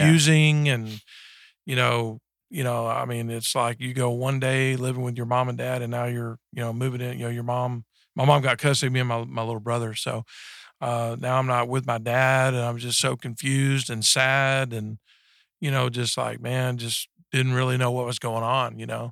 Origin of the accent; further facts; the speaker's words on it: Texas, United States; I was raised up in Texas, uh, in a small town about thirty miles south of Dallas